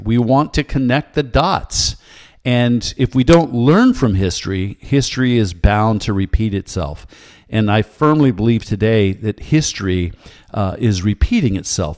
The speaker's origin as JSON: {"language": "English", "country": "United States", "said": "I am an American patriot"}